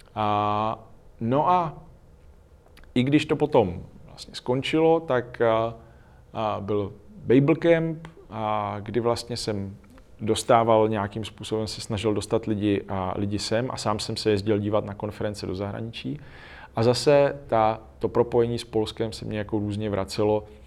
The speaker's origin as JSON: {"language": "Czech", "country": "Czechia", "said": "my dneska jsme spíš v těch bohatých zemích než v těch chudých zemích"}